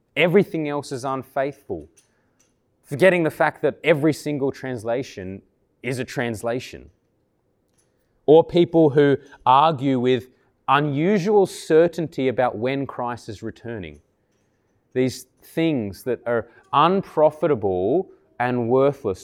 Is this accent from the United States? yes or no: no; Canberra, Australian Capital Territory, Australia; moved away; I grew up in Tuggeranong many years ago